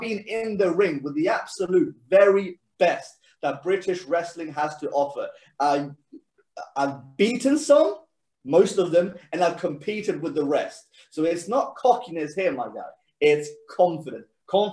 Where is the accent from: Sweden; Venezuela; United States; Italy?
Sweden; now in England, United Kingdom; when you're born and raised in Sweden